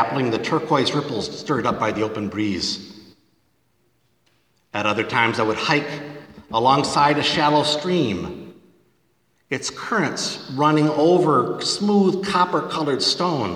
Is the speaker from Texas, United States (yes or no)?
no; northern Michigan, United States; my home state in northern Michigan